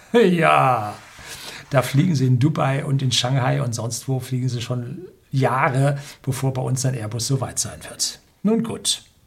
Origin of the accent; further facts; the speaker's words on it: Germany; bei uns in Deutschland